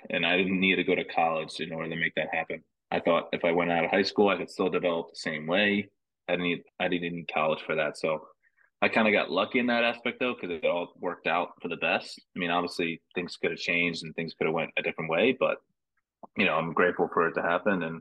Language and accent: English; New Jersey, United States; I mean, just because I'm from New Jersey, I'm not the biggest guy.